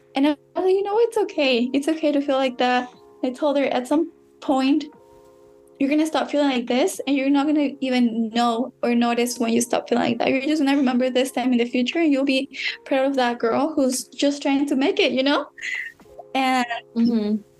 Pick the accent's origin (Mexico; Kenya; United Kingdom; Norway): Mexico; moved away; I was born in Mexico